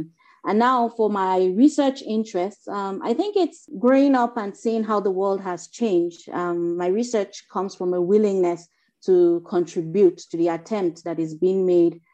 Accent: Nigeria; from Nigeria

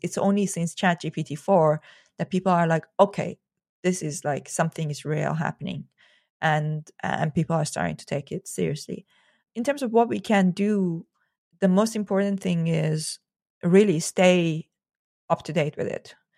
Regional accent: Iran; moved away; I grew up in Iran

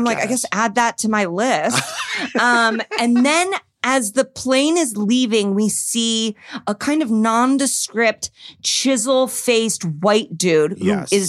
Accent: Indiana, United States; I am from Indiana and Louisville is right beneath.

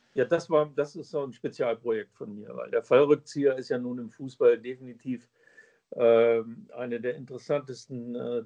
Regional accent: Braunschweig, Lower Saxony, Germany; Eintracht Braunschweig, der Verein meiner Heimatstadt

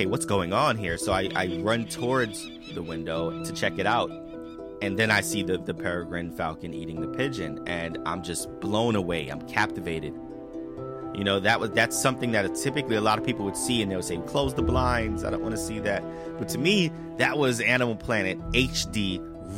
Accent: New York City, New York, United States; I grew up in the South Bronx in New York City

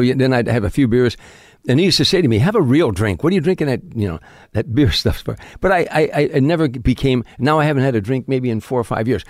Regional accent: Harvey, Illinois, United States; moved away; South side of Chicago, a suburb called Harvey, Illinois.

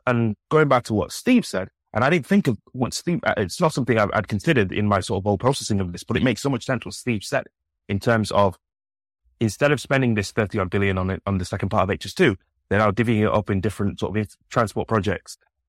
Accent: Manchester, North West England, United Kingdom; So again, I'm a Mancunian supremacist, so I'm very one-track focused when it comes to Manchester.

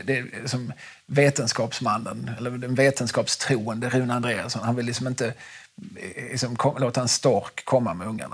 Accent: Skåne, Sweden; min skånska bakgrund

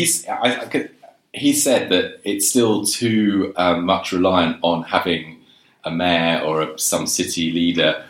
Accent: London, United Kingdom; also born or lived in Abergavenny; I grew up in London.

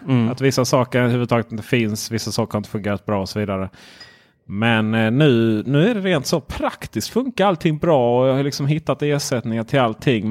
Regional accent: Ronneby, Blekinge, Sweden; Jag är från Ronneby

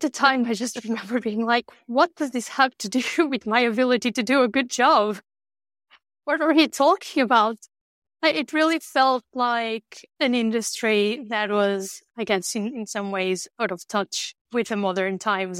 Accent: north of Porto, Norte, Portugal; moved away; I grew up in the north of Portugal

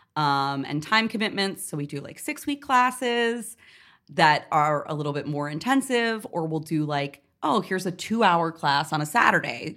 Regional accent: Northeast Kingdom, Vermont, United States; moved away; also born or lived in New York; I grew up in the Northeast Kingdom

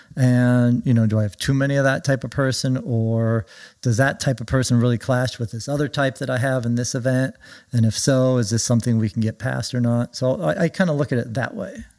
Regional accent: Orange County, California, United States; moved away as an adult; also born or lived in Oregon / Villanova; I grew up in Orange County

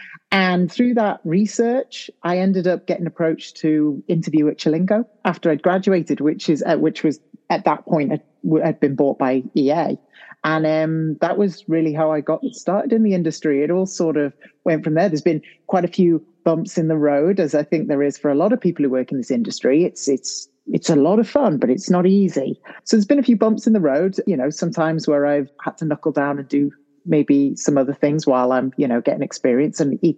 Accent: St Asaph, Wales, United Kingdom; moved away as an adult; also born or lived in Chester; now in Japan; I'm from Wales, British Welsh, you know, whichever way you want to fill it in. Yeah, very proud of that. I come from quite into the North Wales countryside, to be honest. It is a city, the lovely city of St Asaph, with only 3,000 people.

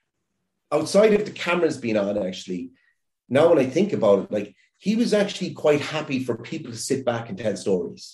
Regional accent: Ireland; as an Irish person

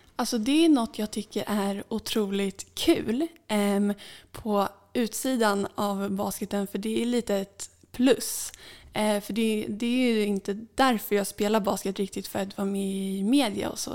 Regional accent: Saltsjöbaden, Stockholm County, Sweden; i min uppväxt här i Saltsjöbaden

